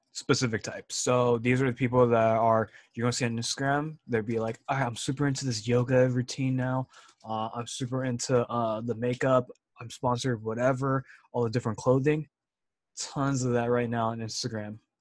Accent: California, United States; growing up in California

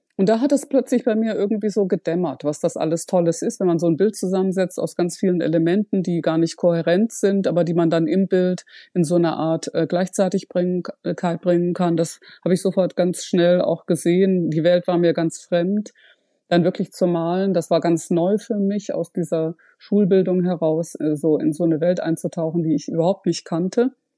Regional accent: Ruhr area, North Rhine-Westphalia, Germany; also born or lived in Freiburg; im Ruhrgebiet aufgewachsen

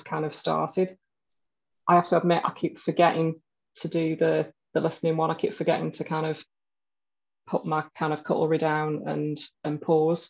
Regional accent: the north of England, United Kingdom; accent: northern; I'm from the north of England, so our accent is a bit more, northern

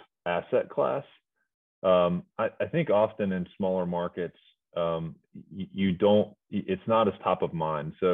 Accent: Greensboro, North Carolina, United States; moved away as an adult; born and raised in Greensboro, but went away for roughly 15 years before moving back

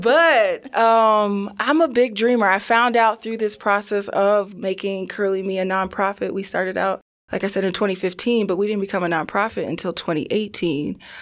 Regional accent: New Jersey, United States; I'm from New Jersey, I did go to predominantly white schools.

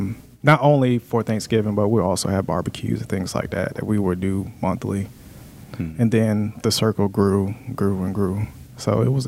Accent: Florida, United States; He was from Louisiana, I was from Florida, down south people.

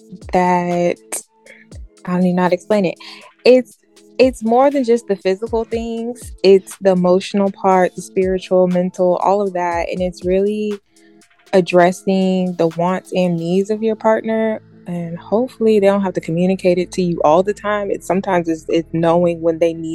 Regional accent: South Carolina, United States; I'm from South Carolina

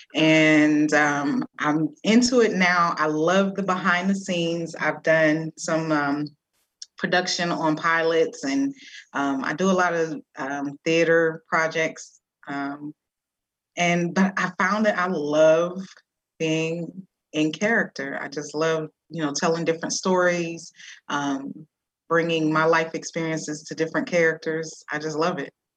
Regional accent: Youngstown, Ohio, United States; moved away as an adult; now in Atlanta, United States; I'm from Youngstown, Ohio. I have been in Atlanta for seven years

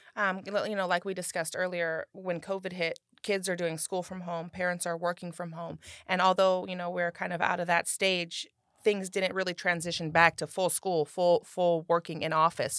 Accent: Rancho Cordova, California, United States; born and raised in Rancho Cordova

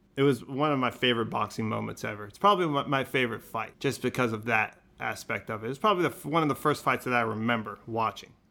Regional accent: Modesto, California, United States; also born or lived in Los Angeles, United States; now in San Francisco, United States; I was born in Los Angeles, North Hollywood, and we moved to Modesto when I was, like, five years old and grew up in Modesto

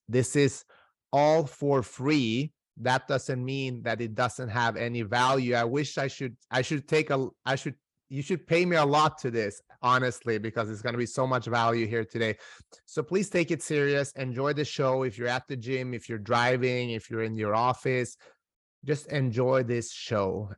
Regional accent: Sweden; also born or lived in North Macedonia; I am originally from Macedonia. I grew up in Sweden

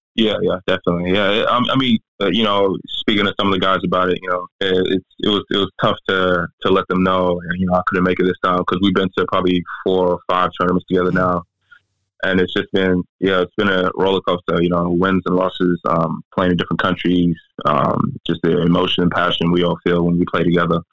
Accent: South Sudan; my home country, um, South Sudan.

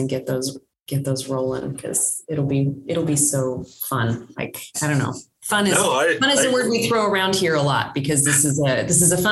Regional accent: Tulsa, Oklahoma, United States; I grew up in Tulsa. I went to Union High School.

